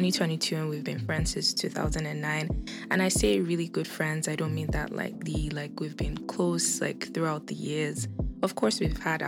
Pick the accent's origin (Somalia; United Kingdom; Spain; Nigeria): Nigeria; now in Canada; I am Nigerian. I currently live in Canada